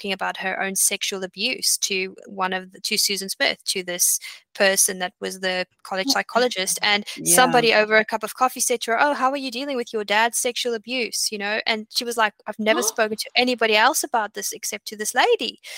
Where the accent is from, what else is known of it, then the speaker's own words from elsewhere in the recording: South Africa; moved away as an adult; also born or lived in Australia; I come from South Africa at that point. South Africa, living in South Africa is very different from Australia